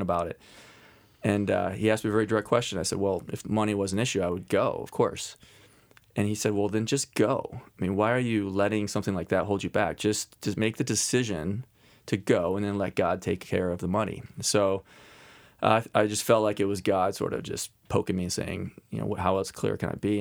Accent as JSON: {"language": "English", "town": "Cincinnati", "region": "Ohio", "country": "United States", "tie": "born or raised there", "also_born_or_lived": "Oxford, Ohio", "lives_now": "Columbus, United States", "said": "I grew up in Cincinnati, so I have Ohio roots"}